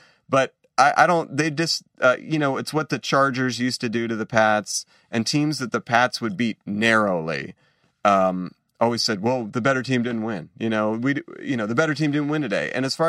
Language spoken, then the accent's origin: English; Boston, Massachusetts, United States; growing up in Boston